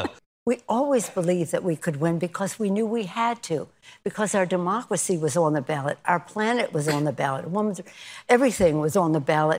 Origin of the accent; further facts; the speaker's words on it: Maryland, United States; now in California, United States; I'm from Maryland originally. I've been in California a long time.